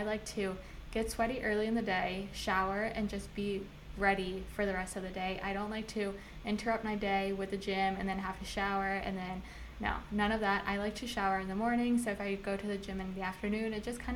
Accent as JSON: {"language": "English", "region": "Virginia", "country": "United States", "tie": "born or raised there", "moved": "as an adult", "lives_now": "Miami, United States", "said": "I was born and raised in Virginia"}